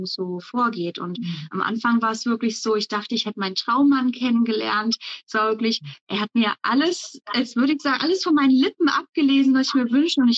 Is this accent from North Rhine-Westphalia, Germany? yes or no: yes; North Rhine-Westphalia, Germany; now in Berlin, Germany; Ich komme aber ursprünglich aus dem Bergischen Land, also Richtung Köln, aus so einem kleinen äh, Dorf, ein kleines Nestchen